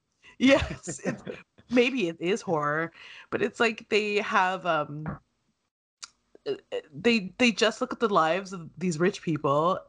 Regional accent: Canada; I've lived it here in Canada all my life. I was born here

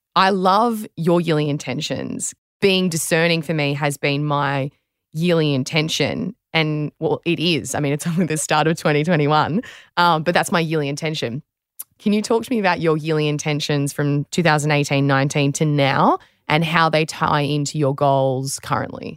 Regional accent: Australia

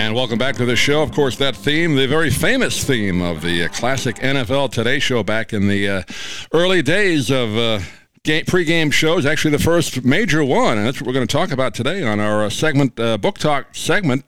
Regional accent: New York, United States; I grew up in New York

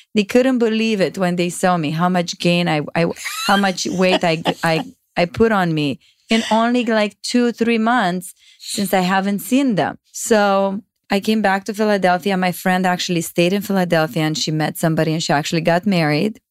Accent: Romania; English is a second language; moved away as an adult; now in United States; I grew up in Romania. I moved in the States only when I was twenty-one.

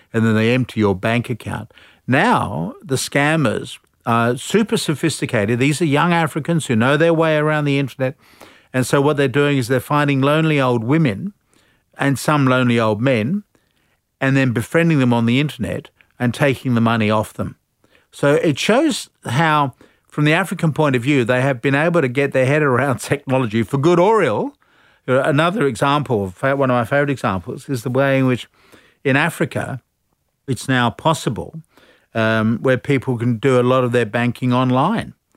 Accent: United Kingdom; moved away as an adult; now in Australia; I'm a Brit. So I came out here under the Commonwealth Scholarship Plan.

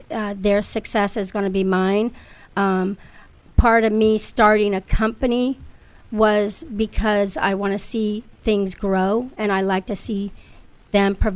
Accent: Lordstown, Ohio, United States; moved away; I'm seven kids, and we grew up in a trailer in mm-hmm. Lordstown, Ohio.

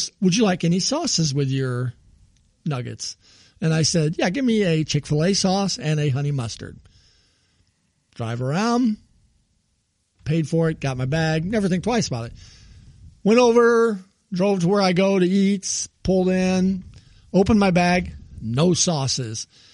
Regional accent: Morton, Illinois, United States; born or raised there

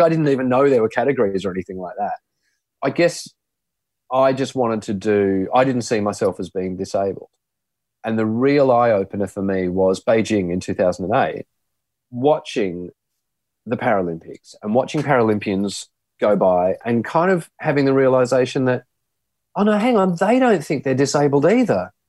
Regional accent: Sydney, New South Wales, Australia; I grew up in the in the Sutherland Shire, a place called Loftus in Sydney

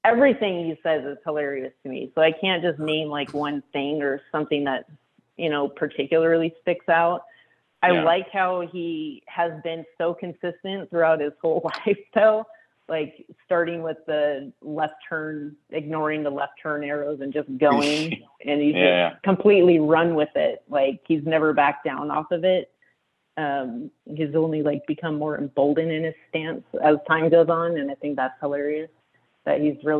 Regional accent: outside of Portland, small town in Washington State, United States; I grew up outside of Portland, but in a small town in Washington State.

